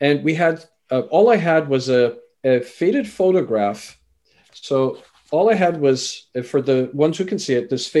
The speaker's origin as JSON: {"language": "English", "country": "Canada", "tie": "born or raised there", "also_born_or_lived": "England", "said": "I was born in England, raised in Canada"}